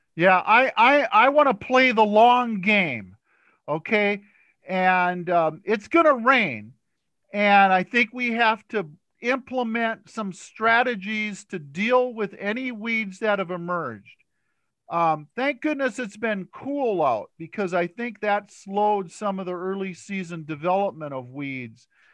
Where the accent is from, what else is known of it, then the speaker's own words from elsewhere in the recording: Stearns County, Minnesota, United States; I grew up in Stearns County, and my father used to use atrazine